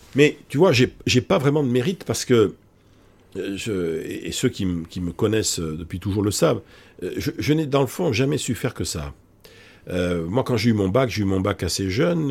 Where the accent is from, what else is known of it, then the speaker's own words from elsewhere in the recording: Bordeaux, Nouvelle-Aquitaine, France; moved away as an adult; now in Paris, France; je suis donc moi d'origine je suis bordelais, hein. je suis né à Bordeaux Bordeaux, grandi. Euh, j'ai quitté Bordeaux en 1984 pour venir m'installer à Paris